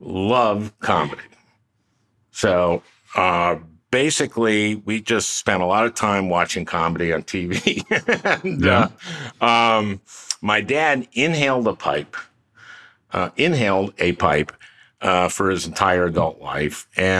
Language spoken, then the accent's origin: English; St. Louis Park, Minnesota, United States; I grew up in St. Louis Park, Minnesota. It's a suburb of Minneapolis.